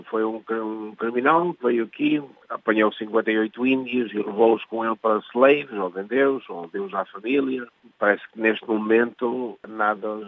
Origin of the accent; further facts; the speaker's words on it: Portugal; moved away; como português